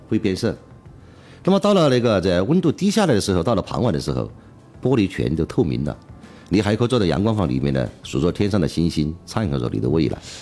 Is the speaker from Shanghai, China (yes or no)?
no; Chongqing, China; 作为重庆人的讲，还是始终想嗯。把这个成果呀，嗯。带到我们家乡来